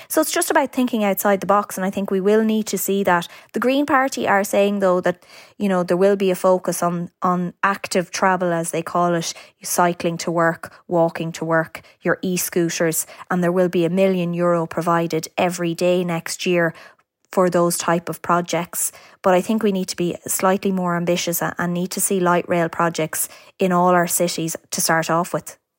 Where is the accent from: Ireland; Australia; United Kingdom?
Ireland; County Meath, Leinster; I'm from County Meath myself